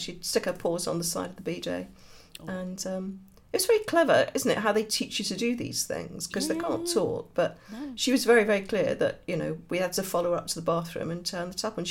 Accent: Birmingham, West Midlands, United Kingdom; Yeah, I'm a Brummie.

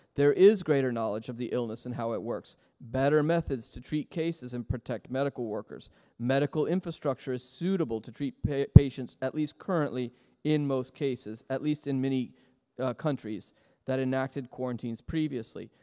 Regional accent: United States

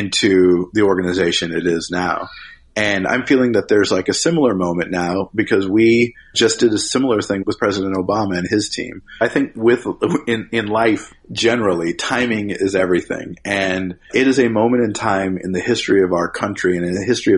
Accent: Nebraska, United States; my home state of Nebraska

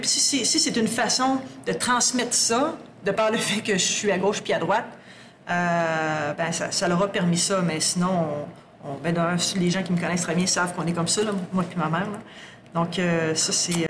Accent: Sherbrooke, Quebec, Canada; moved away as an adult; also born or lived in Bas-Saint-Laurent / Lac-Saint-Jean; now in Abitibi-Témiscamingue, Canada; Je suis native de Sherbrooke native de Sherbrooke

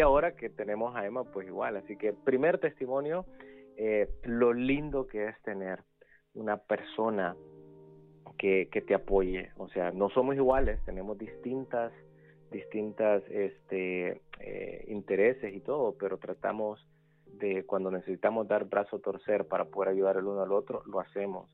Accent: El Salvador; moved away; also born or lived in San Benito, Texas / Montemorelos, Mexico / Washington, D.C. area; crecí en El Salvador

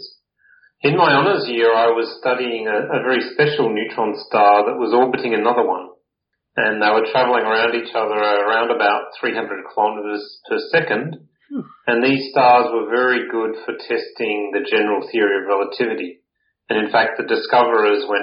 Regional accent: Adelaide, South Australia, Australia; I grew up in the eastern suburbs of Adelaide.

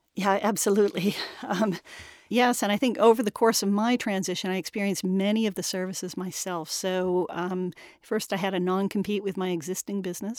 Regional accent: United States; moved away as an adult; also born or lived in Washington, D.C.; now in London, United Kingdom; I'm an American

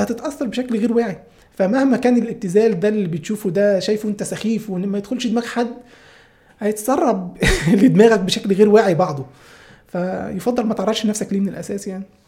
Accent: Upper Egypt, Egypt; now in Cairo, Egypt; انا اساسا على فكره من الصعيد انا مش من القاهره

